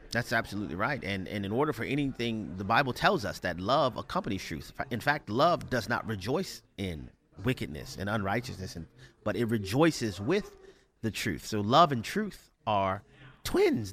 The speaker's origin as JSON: {"language": "English", "town": "New Orleans", "region": "Louisiana", "country": "United States", "tie": "born or raised there", "said": "I grew up in New Orleans, Louisiana"}